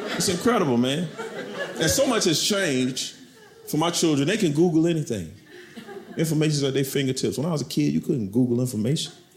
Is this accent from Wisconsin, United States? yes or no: no; Camden, South Carolina, United States; I'm from South Carolina. I'm from a, a, a town, Camden, South Carolina